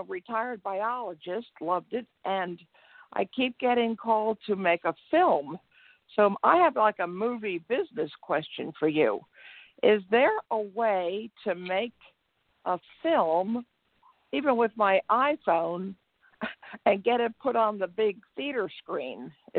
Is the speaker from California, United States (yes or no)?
no; Pennsylvania, United States; now in Texas, United States; I'm retired and from Pennsylvania, and I went south to ended up right now in Texas.